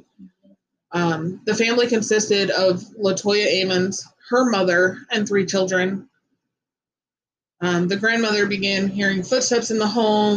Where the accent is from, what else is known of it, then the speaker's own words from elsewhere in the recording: Gary, Indiana, United States; Growing up in Gary, Indiana wasn't easy. We lived on Ohio Street in East Glen Park